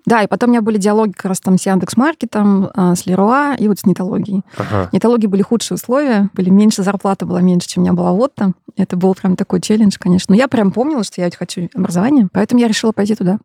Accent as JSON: {"language": "Russian", "town": "Perm", "region": "Perm Krai", "country": "Russia", "tie": "born or raised there", "moved": "yes", "said": "Я родом из Перми"}